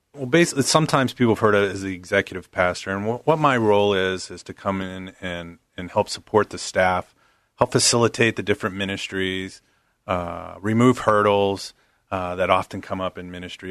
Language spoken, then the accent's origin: English; Pittsburgh, Pennsylvania, United States; moved away; I actually grew up on the East Coast, uh, right outside of Pittsburgh